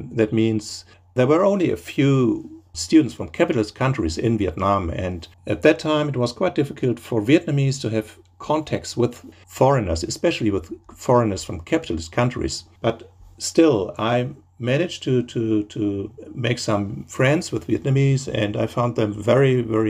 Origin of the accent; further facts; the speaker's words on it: Germany; moved away as an adult; now in Seoul, South Korea; I'm originally from Germany, and but now I'm in South Korea, based in Seoul